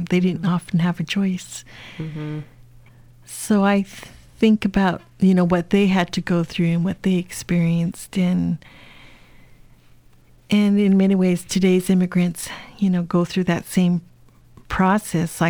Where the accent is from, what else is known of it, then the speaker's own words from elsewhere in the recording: United States; so, again, being Chinese American, being from a family of immigrants, you know, these experiences are always on your mind.